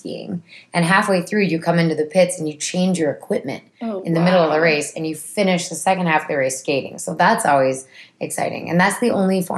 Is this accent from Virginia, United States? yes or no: no; Minnesota, United States; where I grew up in Minnesota